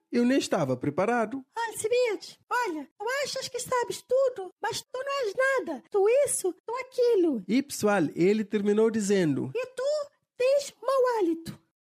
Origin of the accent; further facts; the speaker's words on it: Cape Verde; todos os cabo-verdianos eram portugueses, porque até então pertencíamos a Portugal